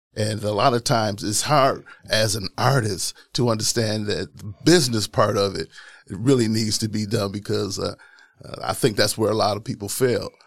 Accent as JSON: {"language": "English", "town": "Milwaukee", "region": "Wisconsin", "country": "United States", "tie": "born or raised there", "said": "Wisconsin, born and raised here in Milwaukee"}